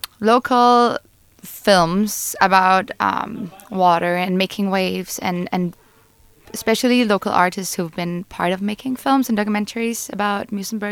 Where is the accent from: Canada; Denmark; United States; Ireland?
Denmark; moved away; I'm from Denmark.